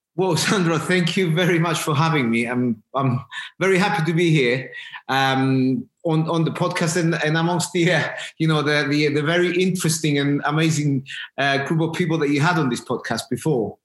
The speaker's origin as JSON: {"language": "English", "country": "Cyprus", "tie": "born or raised there", "moved": "as an adult", "lives_now": "London, United Kingdom", "said": "I'm from Cyprus originally. I, I I've lived my you know my initial my first years in Cyprus. Uh, went to school there, and then I came."}